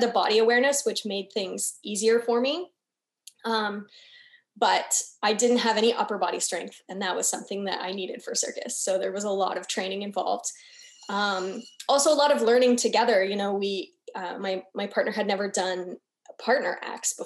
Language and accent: English; Canada; moved away as an adult; also born or lived in Brazil; I'm from Canada.